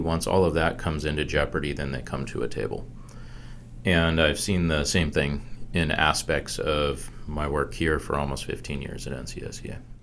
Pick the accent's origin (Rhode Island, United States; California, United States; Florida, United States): California, United States; San Diego; moved away as an adult; also born or lived in Wisconsin / Washington, D.C.; now in North Carolina, United States; born in Wisconsin, but I grew up in San Diego, California, and then went to school in D.C.